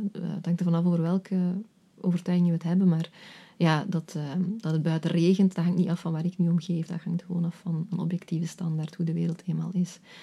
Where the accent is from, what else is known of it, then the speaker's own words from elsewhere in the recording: Flanders, Belgium; moved away as an adult; also born or lived in Netherlands; ik een paar jaar in Nederland heb gewerkt als Vlaamse